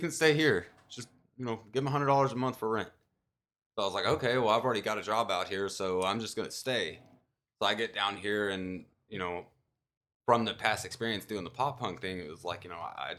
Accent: Dallas, Texas, United States; moved away as an adult; I was raised in the Dallas area.

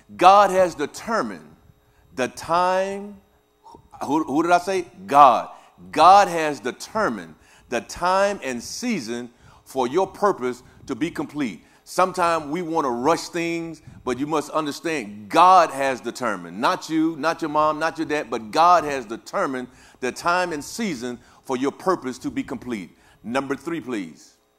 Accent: Louisiana, United States; also born or lived in Kansas City; now in Topeka, Kansas, United States; I am, uh, uh, originally from Louisiana

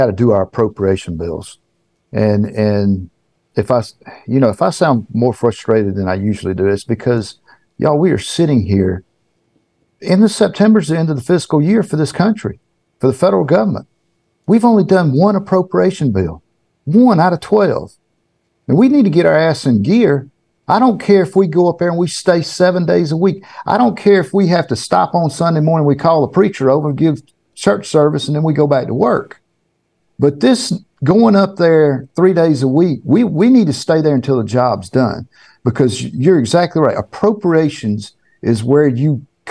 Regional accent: Georgia, United States; it's right here in my home state, in my backyard

